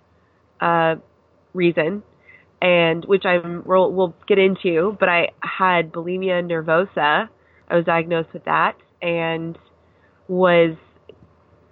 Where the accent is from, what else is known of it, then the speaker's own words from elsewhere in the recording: Seattle, Washington, United States; moved away as an adult; also born or lived in Pennsylvania / Camp Pendleton, California; I am from Seattle, Washington. So I grew up there